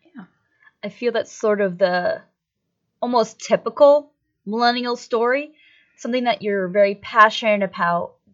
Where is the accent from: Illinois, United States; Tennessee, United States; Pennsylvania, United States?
Pennsylvania, United States; Erie; I grew up here in the Erie area, right next to the Great Lakes